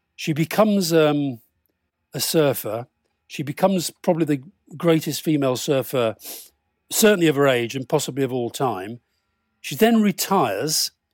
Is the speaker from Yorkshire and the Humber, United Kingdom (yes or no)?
yes; Keighley, Yorkshire and the Humber, United Kingdom; I grew up in Keighley in Yorkshire